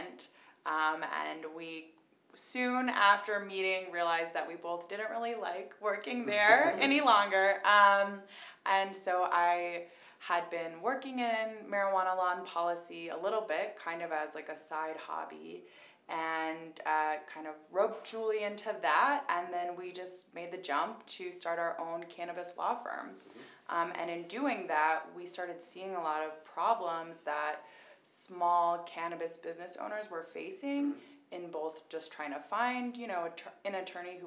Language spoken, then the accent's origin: English; New Hampshire, United States; moved away; also born or lived in Boston; I'm originally from New Hampshire and spent a lot of time in Boston, so I would say I'm a Bostonian.